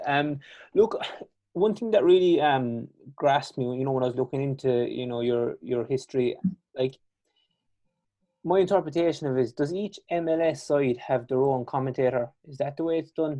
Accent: Kerry, Munster, Ireland; accent: strong Irish and Kerry; I have a strong Irish and Kerry accent

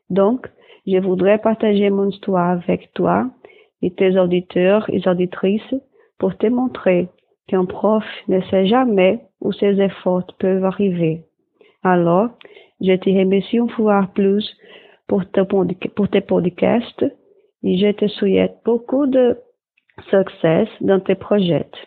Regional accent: Brazil; French is a second language; Je suis brésilien.

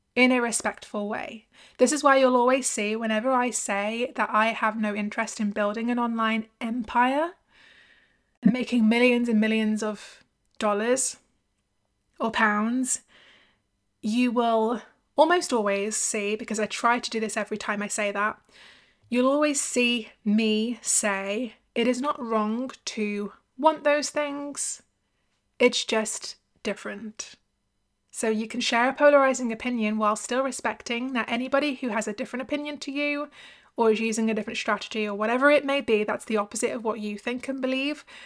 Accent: United Kingdom; I'm from the U K, like them

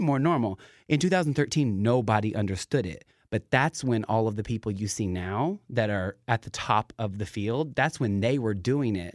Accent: Knoxville, Tennessee, United States; moved away as an adult; now in Seattle, United States; I am from Knoxville, Tennessee. So I, I, I'm in Seattle now, so I, I tone it down every now and then

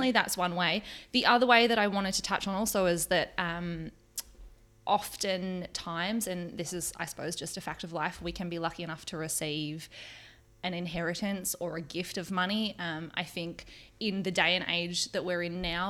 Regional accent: Melbourne, Victoria, Australia; moved away as an adult; now in New Zealand; I'm originally from Melbourne. I've been in New Zealand for 4 years

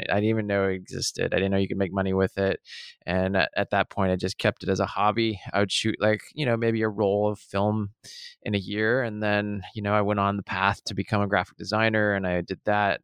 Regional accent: Seattle, Washington, United States; I was born in Seattle, born and raised on the playground in the rain

